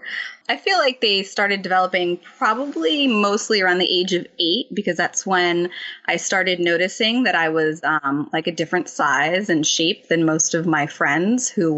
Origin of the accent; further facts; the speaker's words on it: New Jersey, United States; born and raised in New Jersey